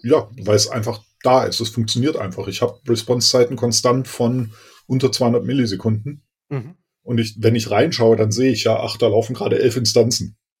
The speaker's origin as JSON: {"language": "German", "region": "Berlin", "country": "Germany", "said": "ich bin aus Berlin und äh, bin CTO bei der MAPR e Consulting GmbH"}